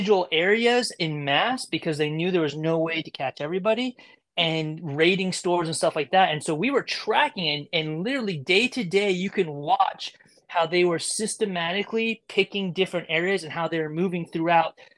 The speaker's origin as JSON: {"language": "English", "area": "Monterey Bay", "region": "California", "country": "United States", "also_born_or_lived": "San Diego / Los Angeles / San Francisco", "said": "I'm from Monterey Bay originally"}